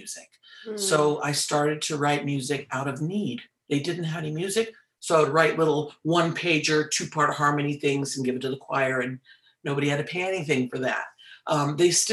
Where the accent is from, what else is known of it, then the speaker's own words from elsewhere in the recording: Oakland, California, United States; I'm native Californian and native of the Diocese of Oakland. So I've always been involved in the music here.